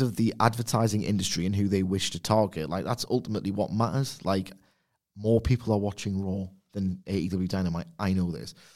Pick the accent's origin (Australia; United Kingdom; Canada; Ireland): United Kingdom; Newcastle upon Tyne, North East England; I'm from Newcastle upon Tyne, England